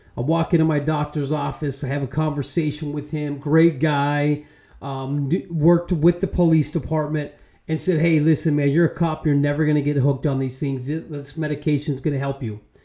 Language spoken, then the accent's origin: English; Arizona, United States; I'm from Arizona